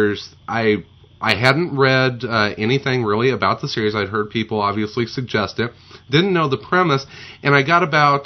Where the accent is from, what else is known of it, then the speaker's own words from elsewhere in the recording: Southern Illinois, United States; growing up in Southern Illinois